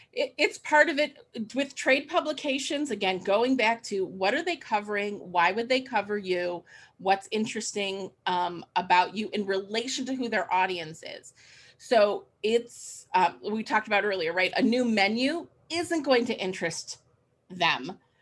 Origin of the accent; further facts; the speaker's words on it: Cleveland, Ohio, United States; I moved back to my hometown in Cleveland, Ohio